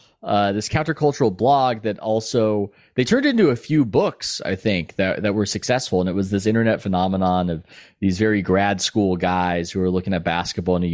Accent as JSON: {"language": "English", "town": "San Diego", "region": "California", "country": "United States", "tie": "born or raised there", "also_born_or_lived": "New York", "moved": "as an adult", "lives_now": "Bay Area, United States", "said": "I grew up in San Diego"}